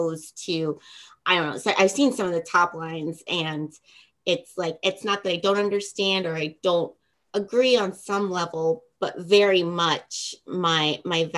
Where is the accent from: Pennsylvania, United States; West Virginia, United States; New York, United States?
West Virginia, United States; my home state